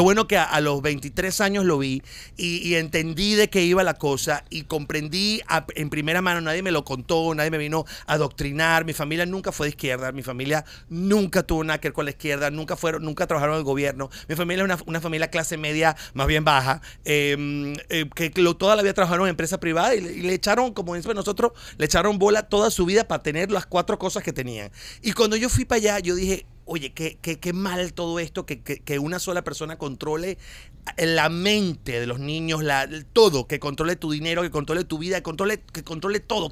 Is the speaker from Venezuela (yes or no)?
yes; Venezuela; moved away as an adult; now in Miami, United States